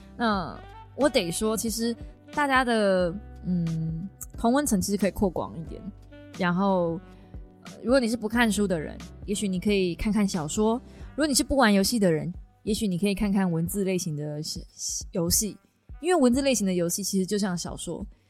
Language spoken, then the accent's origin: Chinese; Kaohsiung, Taiwan; now in Taipei, Taiwan; 然后回我的故乡，去买高雄去买高雄的房子